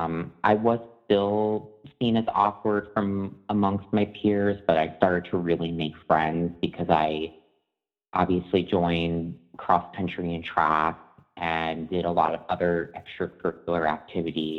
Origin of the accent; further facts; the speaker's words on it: Long Island, New York, United States; I grew up in Long Island, New York